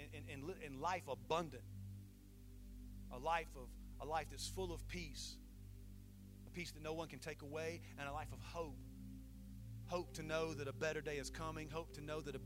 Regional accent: Saluda, South Carolina, United States; my hometown of Saluda, South Carolina

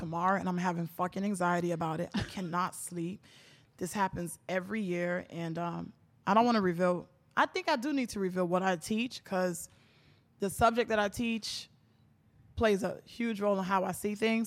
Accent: Miami, Florida, United States; born and raised in Miami, Florida

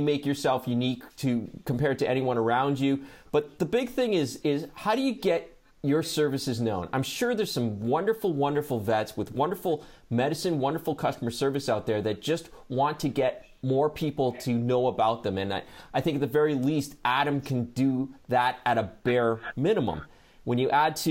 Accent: Hamilton, Ontario, Canada; I was born in Hamilton, Ontario, Canada

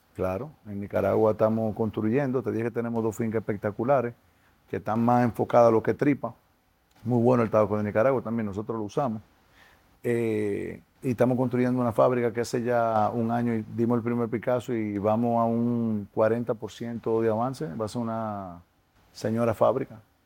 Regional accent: Dominican Republic; como dominicanos nos tenemos que sentir orgullosos

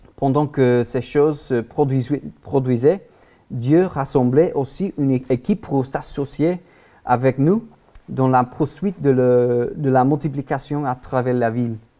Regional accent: Texas, United States; French is a second language; moved away as an adult; now in Paris, France; nous sommes originaires du Texas aux États-Unis et nous vivons à Paris

